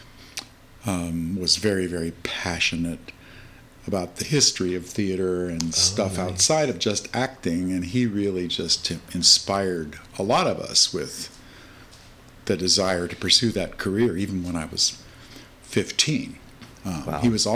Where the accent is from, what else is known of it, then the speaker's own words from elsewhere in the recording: Arizona, United States; moved away as an adult; now in San Francisco, United States; We came from Arizona